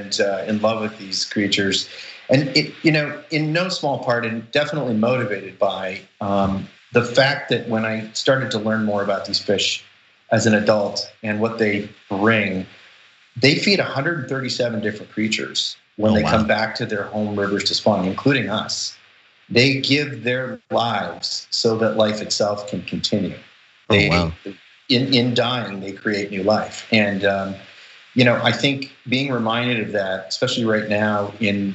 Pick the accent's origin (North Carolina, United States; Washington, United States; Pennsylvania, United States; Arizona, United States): Washington, United States; Seattle; also born or lived in Southeast Alaska; I grew up here in the Pacific Northwest in Seattle, and this is salmon country.